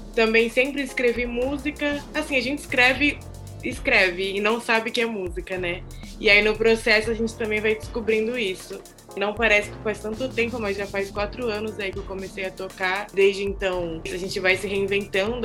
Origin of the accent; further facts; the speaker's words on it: Santos, São Paulo, Brazil; sou nascida e criada em Santos